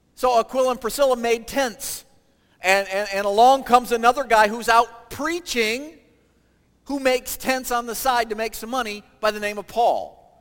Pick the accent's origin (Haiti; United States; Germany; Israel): United States; Michigan; moved away as an adult; also born or lived in Ohio; I grew up in Michigan